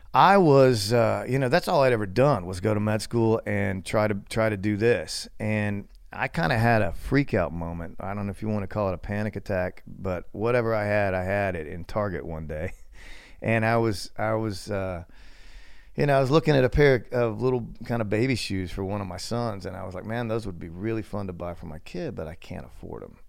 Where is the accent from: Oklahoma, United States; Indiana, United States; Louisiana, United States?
Oklahoma, United States; Cordell; I grew up mostly in Oklahoma. the middle of absolute nowhere, a little town called Cordell